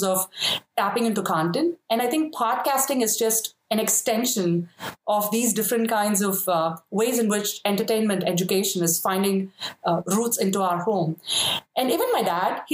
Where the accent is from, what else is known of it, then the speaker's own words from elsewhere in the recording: South India, India; moved away as an adult; also born or lived in Chennai; now in United States; I grew up in India